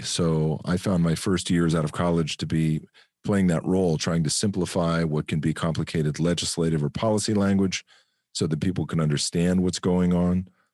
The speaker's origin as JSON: {"language": "English", "country": "United States", "moved": "as an adult", "said": "I'm an American"}